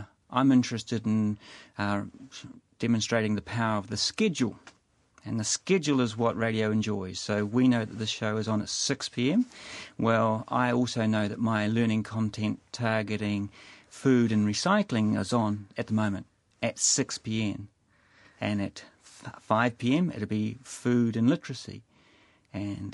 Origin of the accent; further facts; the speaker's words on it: Christchurch, Canterbury, New Zealand; moved away as an adult; now in Wellington, New Zealand; I'm from Christchurch